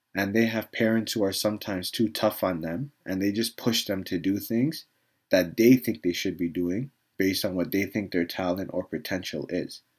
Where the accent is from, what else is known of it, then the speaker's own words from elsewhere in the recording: Canada; I was a kid growing up in Canada